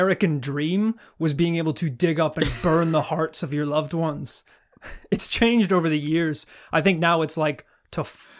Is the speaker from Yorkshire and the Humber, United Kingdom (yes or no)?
no; Northern Ireland, United Kingdom; moved away as an adult; now in London, United Kingdom; we grew up in Northern Ireland